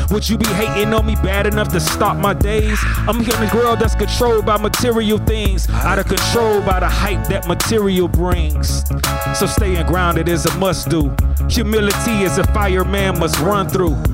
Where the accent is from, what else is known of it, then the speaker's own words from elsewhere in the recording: Miami, Florida, United States; growing up in Miami